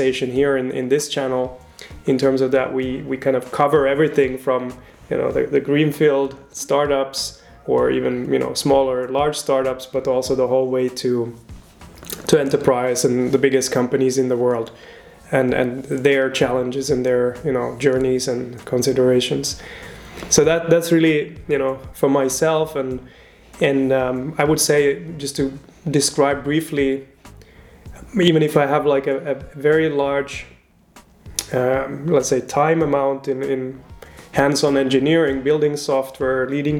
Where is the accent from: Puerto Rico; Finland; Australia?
Finland; moved away as an adult; now in Switzerland; I'm originally from Finland, and now I'm here since